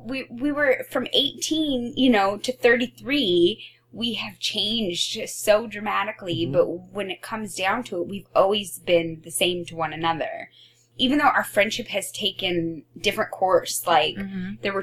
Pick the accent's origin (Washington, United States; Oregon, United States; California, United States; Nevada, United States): Oregon, United States; I came from Oregon.